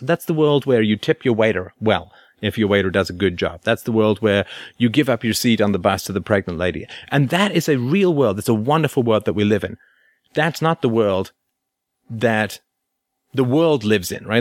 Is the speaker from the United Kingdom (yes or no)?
yes; England, United Kingdom; I grew up in in England in the 1970s